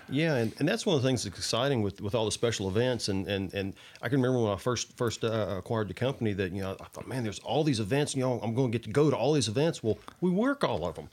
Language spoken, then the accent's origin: English; Kentucky, United States; also born or lived in Indiana; I was really raised in Kentucky. I, I, I claim, you know, Kentucky, but I was born in Indiana